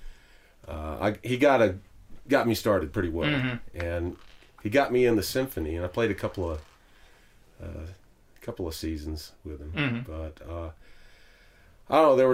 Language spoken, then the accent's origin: English; Memphis, Tennessee, United States; now in Huntsville, United States; I've lived here in Huntsville for 30 years. I was born in Memphis, Tennessee